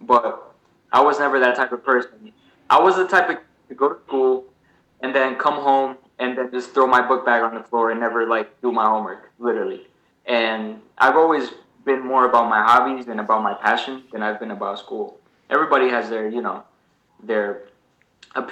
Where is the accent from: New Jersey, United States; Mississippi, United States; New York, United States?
New Jersey, United States; Newark; also born or lived in Portugal; I've lived in Newark ever since then.